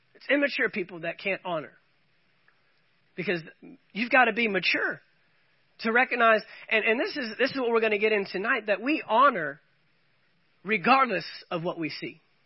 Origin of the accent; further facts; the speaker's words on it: United States; as well as being American citizens